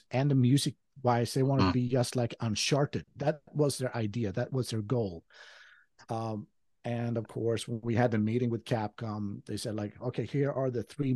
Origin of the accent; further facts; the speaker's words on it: Skövde, Västra Götaland, Sweden; English is a second language; moved away as an adult; now in Japan; my hometown of Skövde